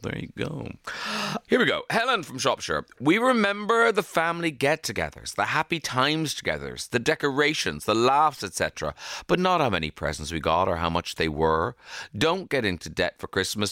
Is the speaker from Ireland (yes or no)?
yes; Ireland; We're such an Irish family.